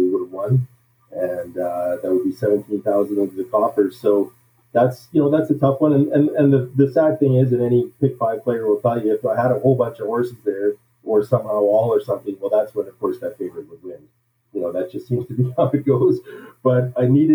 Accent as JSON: {"language": "English", "town": "Regina", "region": "Saskatchewan", "country": "Canada", "tie": "born or raised there", "said": "I grew up in Saskatchewan, Regina, Saskatchewan, is where I grew up"}